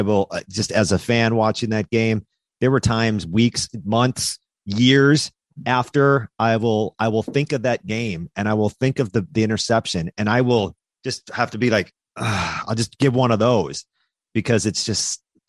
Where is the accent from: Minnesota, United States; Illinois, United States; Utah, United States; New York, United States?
Minnesota, United States; Yeah, I grew up in Minnesota.